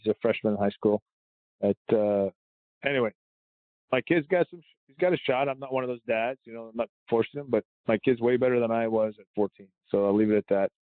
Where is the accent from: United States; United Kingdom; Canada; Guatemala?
Canada; I'm Canadian.